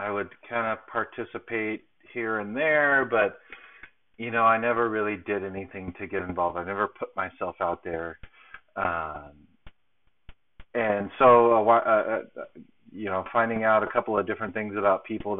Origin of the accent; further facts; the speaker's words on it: Southern California, United States; moved away; my hometown in Southern California